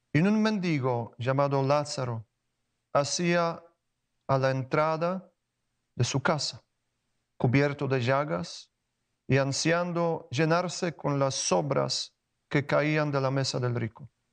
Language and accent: Spanish; Poland; Spanish is a second language; moved away as an adult; en Polonia, de donde vengo